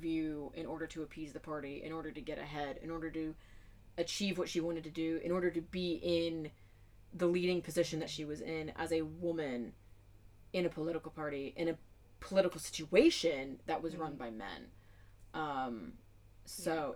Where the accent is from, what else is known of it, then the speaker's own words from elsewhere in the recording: United States; I'm obviously from the States